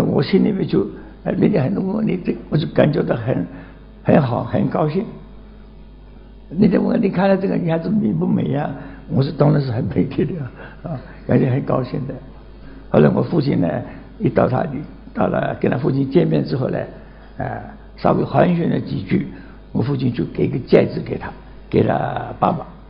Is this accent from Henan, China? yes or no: no; Nancheng, Jiangxi, China; 今年九十二岁，江西南城人